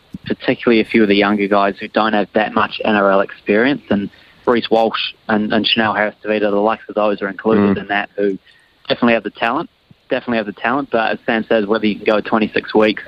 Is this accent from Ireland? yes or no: no; New Zealand; I'm Kiwi through and through